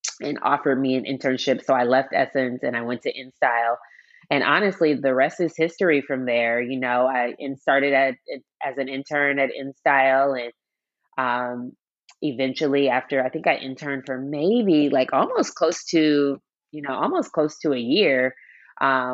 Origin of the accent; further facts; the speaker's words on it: Seattle, Washington, United States; moved away as an adult; also born or lived in New York; I grew up in Seattle, Washington, born and raised.